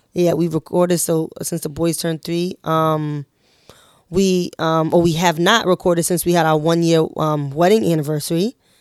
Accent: New York City, New York, United States; we're all from Harlem

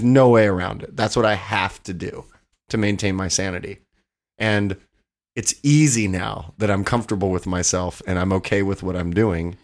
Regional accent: Odessa, Texas, United States; moved away as an adult; also born or lived in Los Angeles, California; now in Austin, United States; I grew up in Odessa where there's only two things to do, get drunk and fuck.

